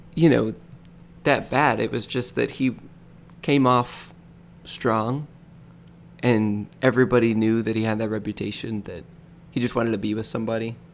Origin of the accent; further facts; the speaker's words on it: Michigan, United States; now in Florida, United States; I grew up in Michigan